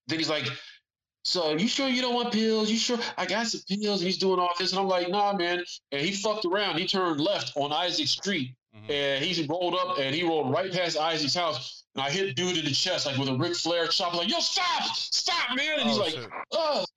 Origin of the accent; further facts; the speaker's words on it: San Antonio, Texas, United States; San Antonio